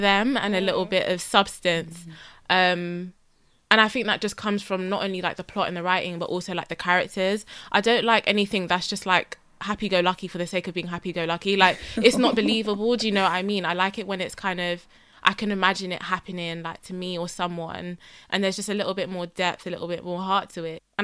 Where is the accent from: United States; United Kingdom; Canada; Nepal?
United Kingdom; a Black British woman